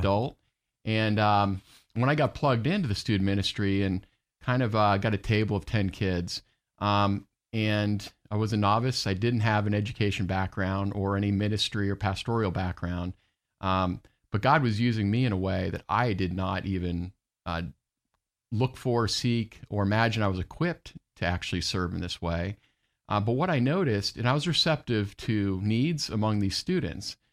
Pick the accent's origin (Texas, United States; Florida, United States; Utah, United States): Florida, United States; Orlando; I grew up in Orlando